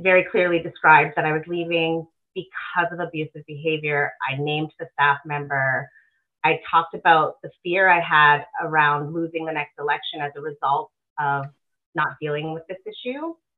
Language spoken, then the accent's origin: English; Alberta, Canada; born and raised in Alberta.